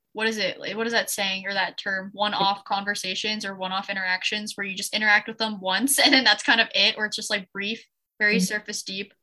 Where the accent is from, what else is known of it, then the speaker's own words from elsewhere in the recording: Ann Arbor, Michigan, United States; my high school is like 10 minutes away. And I'm also from Michigan.